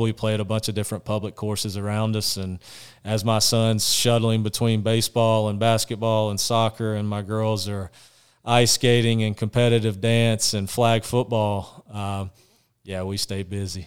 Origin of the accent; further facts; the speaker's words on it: Washington, Georgia, United States; So I'm from Washington, Georgia, Washington Wilkes, Georgia, which is a small town.